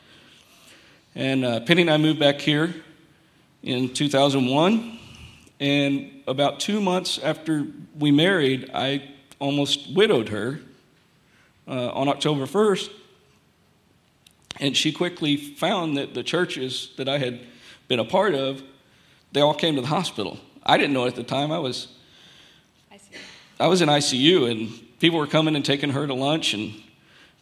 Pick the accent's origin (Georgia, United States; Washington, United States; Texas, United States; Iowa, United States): Texas, United States; Austin; born or raised there